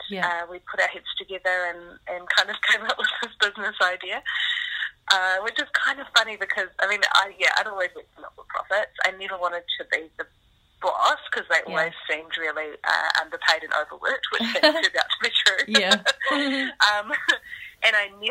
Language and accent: English; Wellington, New Zealand; I grew up in Wellington.